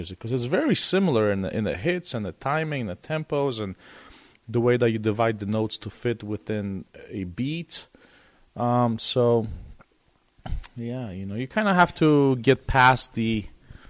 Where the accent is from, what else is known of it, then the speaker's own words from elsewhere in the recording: Poland; English is a second language; moved away; I'm from Poland.